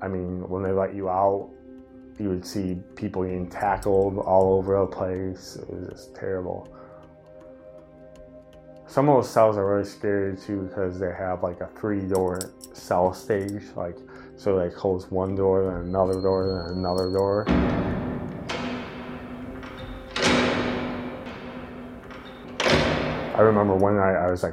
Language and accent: English; Monona, Wisconsin, United States; in Monona, back in my hometown